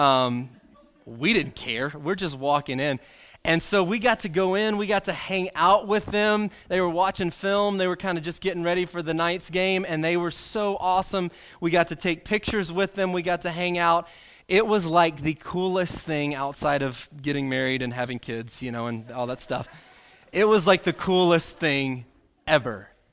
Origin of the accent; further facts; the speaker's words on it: Arkansas, United States; pretty much since I've been born, growing up in Arkansas